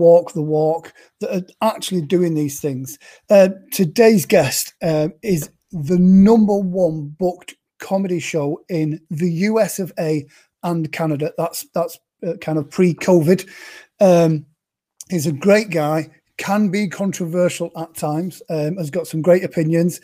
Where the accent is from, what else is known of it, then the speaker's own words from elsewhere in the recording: United Kingdom; being a Brit